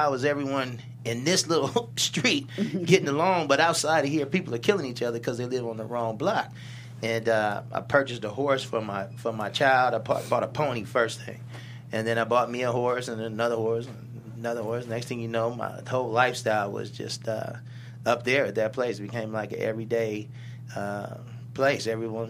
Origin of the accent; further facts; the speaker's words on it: Los Angeles, California, United States; Even though I'm from Los Angeles, Los Angeles had changed so much. Gang banging had just took off. You know, like I said, I'm a 70s baby